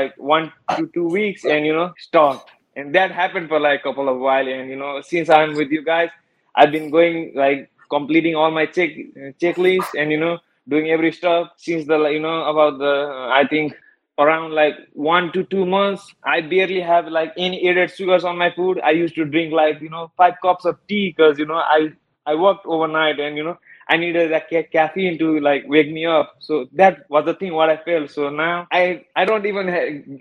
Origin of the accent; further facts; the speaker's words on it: Nepal; moved away as an adult; now in Fort Worth, United States; I was born in Nepal. I basically, you know, lived all over there